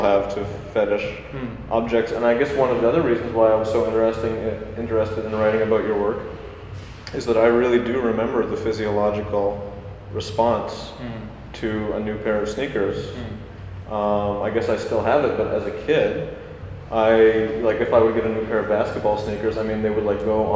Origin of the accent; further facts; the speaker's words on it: Vancouver, British Columbia, Canada; I'm from Vancouver